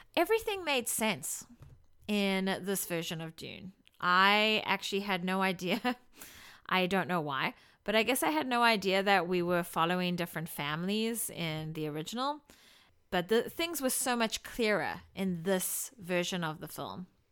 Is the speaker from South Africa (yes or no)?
yes; South Africa; now in Washington, United States; I come from South Africa